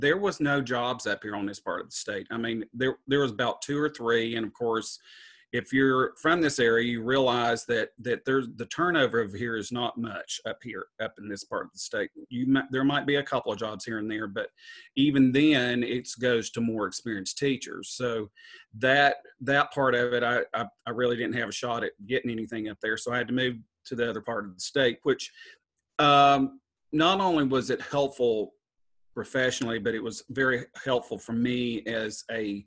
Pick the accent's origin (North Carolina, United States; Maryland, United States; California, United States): North Carolina, United States; Western; also born or lived in Southport, North Carolina; I grew up in Western North Carolina, and I went to high school here. My family's from up here.